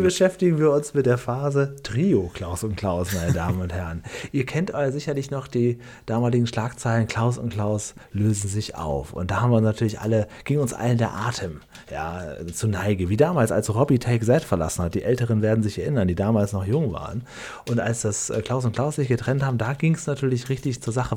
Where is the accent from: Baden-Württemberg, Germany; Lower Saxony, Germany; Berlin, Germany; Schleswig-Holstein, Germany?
Lower Saxony, Germany; Und das ist quasi zwischen meinem Heimatdorf und Cuxhaven